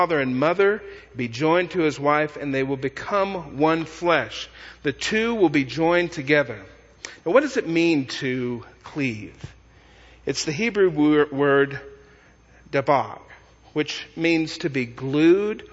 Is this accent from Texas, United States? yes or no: yes; Texas, United States; I come from Texas.